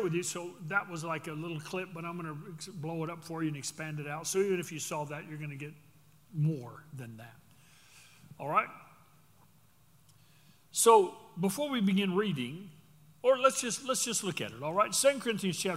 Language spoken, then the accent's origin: English; Texas, United States; We do it because we're from Texas